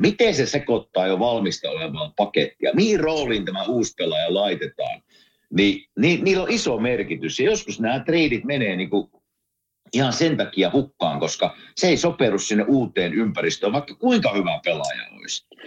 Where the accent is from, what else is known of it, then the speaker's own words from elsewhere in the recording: Kuopio, North Savo, Finland; minä kasvoin Kuopiossa